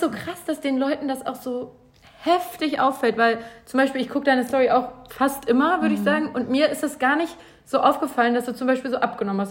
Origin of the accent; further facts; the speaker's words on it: Bielefeld, North Rhine-Westphalia, Germany; now in Cologne, Germany; in Bielefeld aus meiner Heimatstadt